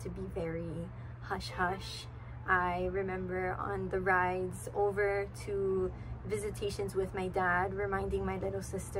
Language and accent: English; Hilo, Hawaii, United States; I was born and raised in Hilo on the Big Island in a big family.